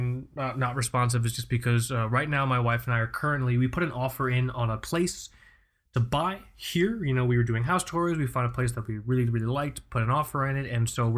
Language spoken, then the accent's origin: English; Florida, United States; born there; accent: neutral television accent; My parents are from Pakistan, but I was born here in Florida, which is why I guess I don't have an accent, or at least I have a neutral television accent because I was raised by the television.